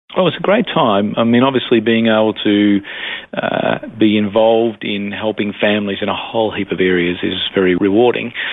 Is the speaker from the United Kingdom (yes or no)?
no; Melbourne, Victoria, Australia; also born or lived in Adelaide Hills; born and bred Melbourne. Uh, this is where I, I grew up.